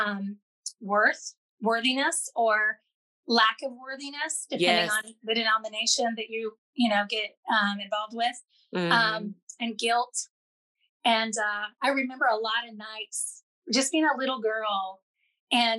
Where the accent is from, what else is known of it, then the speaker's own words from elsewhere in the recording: Southern Indiana, United States; I was raised in Southern Indiana, United States, and very much a rural, very small farm community